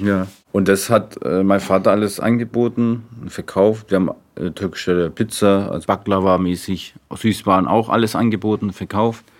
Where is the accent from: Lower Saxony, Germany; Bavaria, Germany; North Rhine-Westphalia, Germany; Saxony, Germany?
Bavaria, Germany; Nuremberg; Ich bin in Deutschland geboren